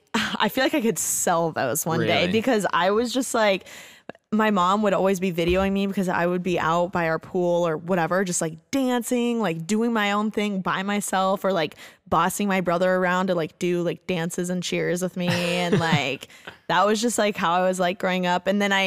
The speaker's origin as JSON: {"language": "English", "town": "Bloomington", "region": "Indiana", "country": "United States", "tie": "born or raised there", "said": "So I'm from Bloomington, Indiana, and amazing. I was born and raised there. I went to like high school, you know, elementary, everything there."}